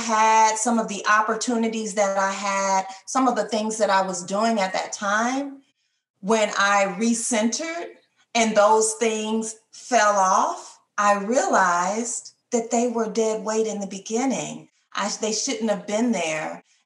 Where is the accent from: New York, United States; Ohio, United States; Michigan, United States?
Michigan, United States; Detroit; moved away; I'm from Michigan originally, I'm from Detroit, Michigan